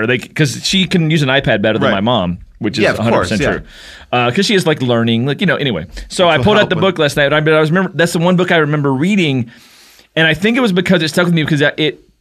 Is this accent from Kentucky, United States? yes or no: yes; Kentucky, United States; I didn't have a mall in my hometown from a really small town in Kentucky